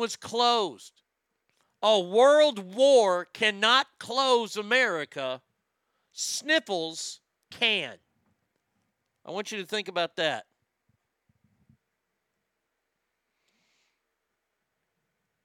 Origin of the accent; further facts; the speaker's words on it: United States; me as an American